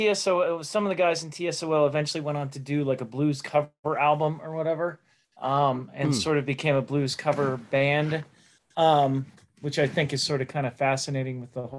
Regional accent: Pittsburgh, Pennsylvania, United States; growing up in Pittsburgh

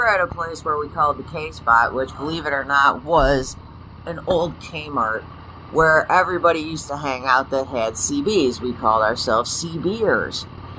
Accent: Schaumburg, Illinois, United States; I grew up in Schaumburg. All that was out there were houses in a freaking Woodfield Mall.

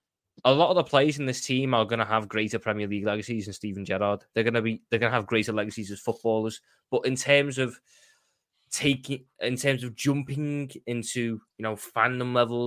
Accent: Liverpool, North West England, United Kingdom

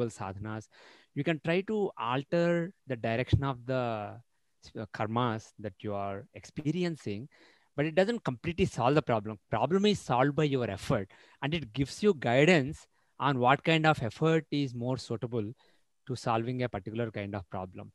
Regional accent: Andhra Pradesh, India; I'm from Andhra Pradesh

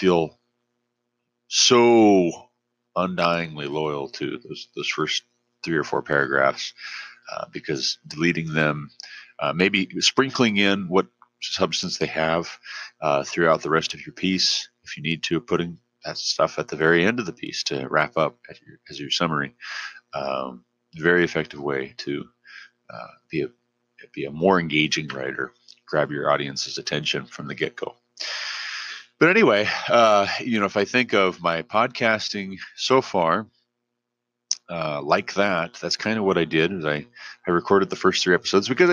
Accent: Glendive, Montana, United States; also born or lived in Savage, Montana / Hillsborough, Ohio; I'm originally from Glendive, Montana.

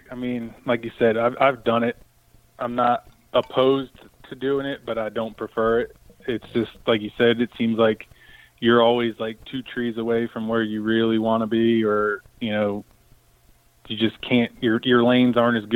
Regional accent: East Coast, United States; I grew up on the East Coast.

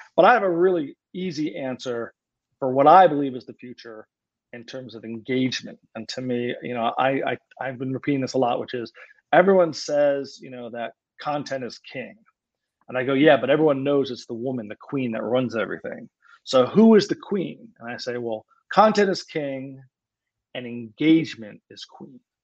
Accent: Philadelphia, Pennsylvania, United States; I'm from Philadelphia

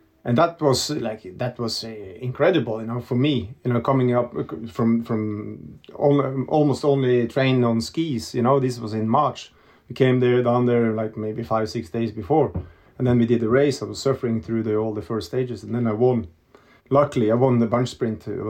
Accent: Norway; moved away; also born or lived in Italy; When I was a kid, I grew up in a valley with 400 people

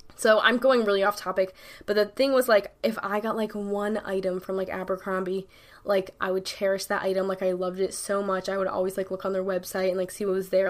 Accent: New York, United States; I'm from New York. I say dead ass

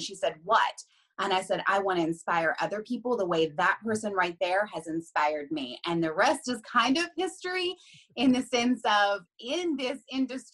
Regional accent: Huntington, West Virginia, United States; moved away as an adult; also born or lived in North Carolina; now in Philadelphia area, United States; I'm originally from Huntington, which is kind of like on the border of Kentucky and Ohio

